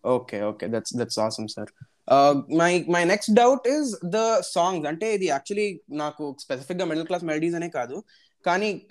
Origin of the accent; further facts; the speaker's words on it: Hyderabad, Telangana, India; నేను నాది హైదరాబాద్